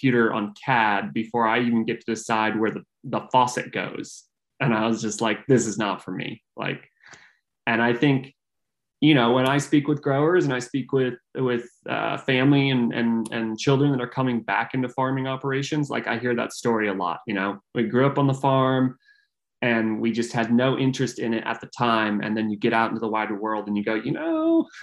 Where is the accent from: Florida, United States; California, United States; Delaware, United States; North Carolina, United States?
California, United States; Northern; I grew up in Northern California